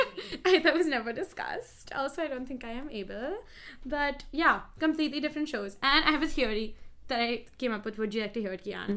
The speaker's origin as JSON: {"language": "English", "town": "Mumbai", "region": "Maharashtra", "country": "India", "said": "Mumbai, India"}